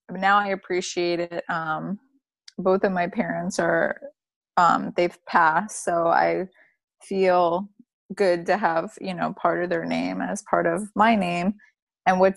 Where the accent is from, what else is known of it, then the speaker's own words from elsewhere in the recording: Broward County, Florida, United States; also born or lived in North Lauderdale / Palm Beach; I grew up in Broward